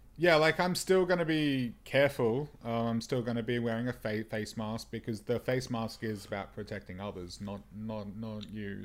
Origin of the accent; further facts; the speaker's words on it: Melbourne, Victoria, Australia; I'm from Melbourne, and because I'm from Mel, Melbourne, that means I'm basically a coffee snob by default